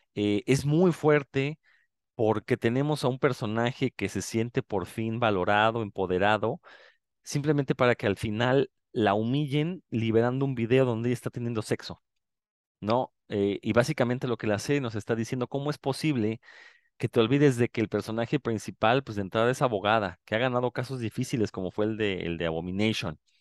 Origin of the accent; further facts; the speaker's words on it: Mexico; uno como mexicano